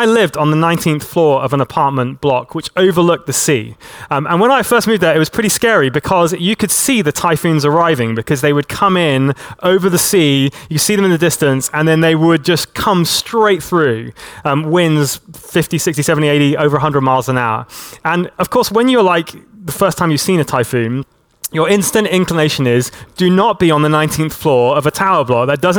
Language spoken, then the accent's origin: English; Hong Kong; I grew up in Hong Kong, and in Hong Kong, about once every year, we would get a big typhoon that would come through the territory.